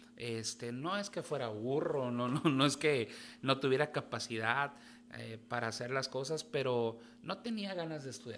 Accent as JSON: {"language": "Spanish", "town": "Tijuana", "region": "Baja California", "country": "Mexico", "tie": "born or raised there", "said": "nací aquí en Tijuana, justo el día de ayer cumplí años"}